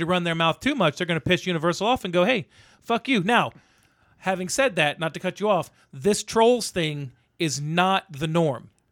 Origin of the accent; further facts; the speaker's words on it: the South, United States; growing up in the South